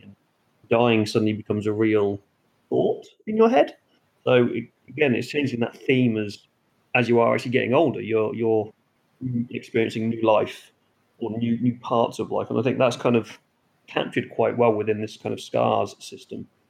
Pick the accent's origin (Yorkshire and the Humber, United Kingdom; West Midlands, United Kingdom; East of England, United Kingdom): East of England, United Kingdom; Norfolk Broads; I grew up around the Norfolk Broads